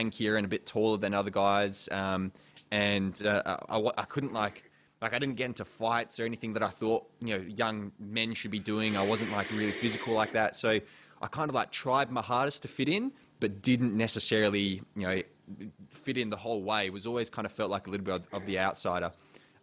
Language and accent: English; Perth, Western Australia, Australia; also born or lived in England; I came over from England when I was really young, so I still consider kind of Perth and Australia my home.